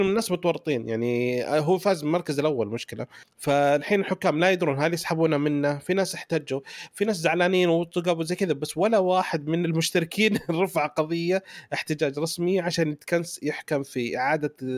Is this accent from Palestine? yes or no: no; Saudi Arabia; عندنا في السعوديه